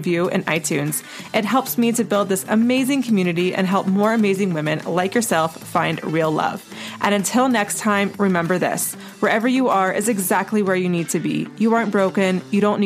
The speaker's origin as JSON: {"language": "English", "town": "Asheville", "region": "North Carolina", "country": "United States", "tie": "born or raised there", "also_born_or_lived": "Charleston, South Carolina", "moved": "yes", "said": "I grew up in Asheville, North Carolina"}